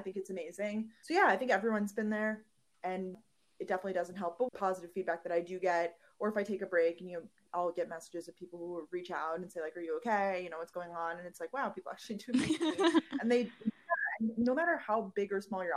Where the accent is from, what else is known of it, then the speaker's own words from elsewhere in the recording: New York, United States; also born or lived in Georgia; now in New York City, United States; Growing up in New York, I wanted to escape New York